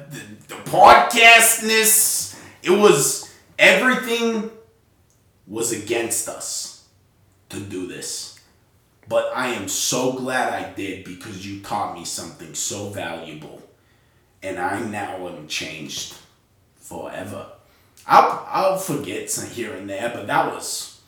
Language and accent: English; Utah, United States; We're from Utah. If you don't know where that's at, if you've ever heard of Las Vegas, we're sort of over that, in that region.